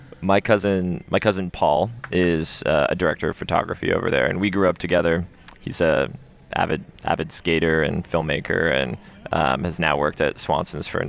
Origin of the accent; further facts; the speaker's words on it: Seattle, Washington, United States; moved away as an adult; now in Portland, United States; I'm not from Oregon. I'm from Seattle. I was born and raised in, like, metropolitan Seattle.